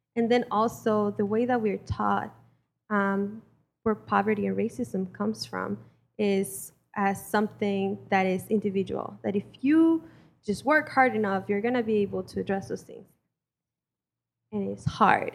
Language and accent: English; Mexico; now in United States; I was born and raised in Mexico